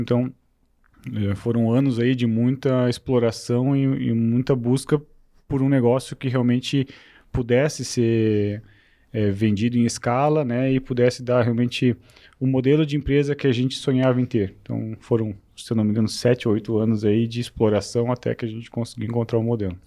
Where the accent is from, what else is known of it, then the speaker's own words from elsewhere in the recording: Rio do Sul, Santa Catarina, Brazil; moved away as an adult; also born or lived in São Paulo; eu sou aqui de Rio do Sul, sou natural de Rio do Sul é, e passei boa parte da minha vida aqui